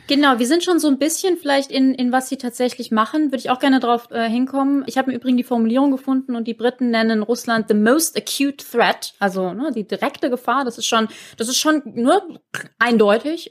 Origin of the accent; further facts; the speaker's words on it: Germany; als Deutsche